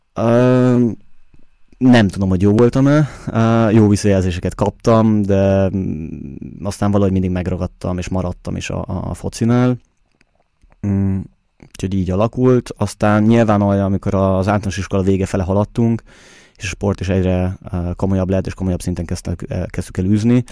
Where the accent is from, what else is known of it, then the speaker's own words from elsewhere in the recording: Budapest, Hungary; now in Vienna, Austria; Budapesten születtem, ugye ott nőttem fel